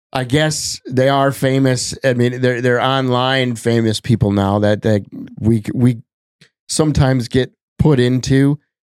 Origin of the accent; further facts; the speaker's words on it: Wisconsin, United States; now in Minnesota, United States; growing up in Wisconsin